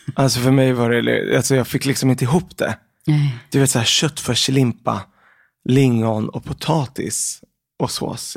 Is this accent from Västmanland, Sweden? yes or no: no; Örebro, Örebro County, Sweden; also born or lived in Lebanon; jag är född i Libanon, mm. så att jag kom till eh, Sverige när jag var sex år gammal. Mm. Och då flyttade vi till Örebro. Eh, så där har jag i princip vuxit upp fram tills jag var 18